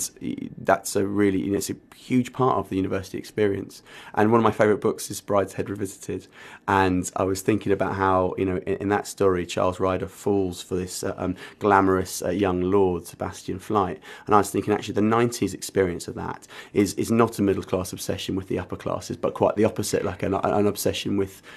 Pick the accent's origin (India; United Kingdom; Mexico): United Kingdom; Essex, East of England; moved away as an adult; also born or lived in Norwich; I came from Essex, and I went not very far up the A140, and I went to UEA